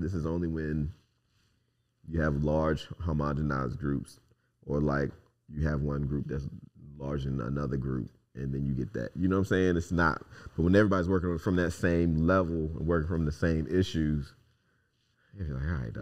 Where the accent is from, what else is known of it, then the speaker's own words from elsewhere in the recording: United States; I'm an American.